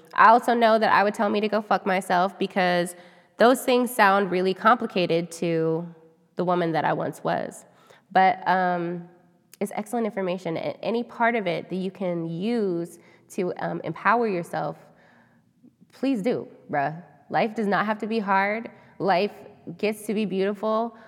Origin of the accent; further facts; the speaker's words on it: United States; we're American